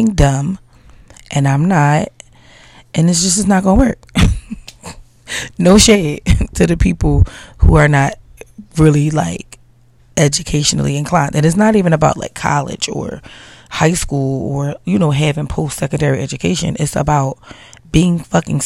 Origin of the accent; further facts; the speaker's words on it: Philadelphia, Pennsylvania, United States; I'm like from Philly